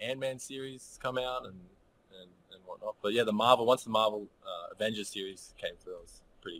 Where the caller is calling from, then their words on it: Noosa, Queensland, Australia; I'm calling from Noosa. So it's in the Sunshine Coast here in Queensland, Australia.